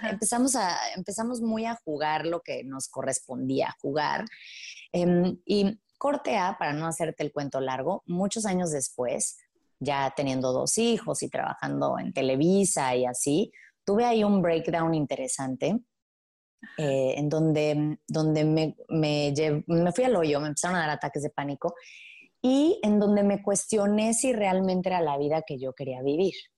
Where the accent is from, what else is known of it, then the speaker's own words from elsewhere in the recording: Playa del Carmen, Quintana Roo, Mexico; moved away as an adult; also born or lived in Mexico City; crecí en Playa del Carmen